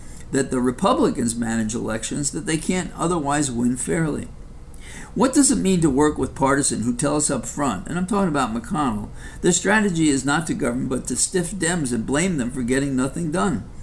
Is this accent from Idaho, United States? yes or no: no; New York City, New York, United States; coming from the South Bronx